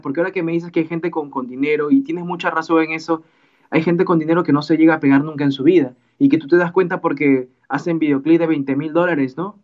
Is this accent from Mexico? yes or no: no; Peru; mi país, en Perú